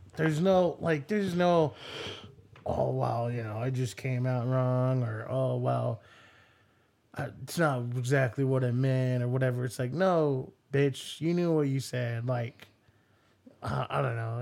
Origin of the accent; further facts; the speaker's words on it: United States; this is the American in me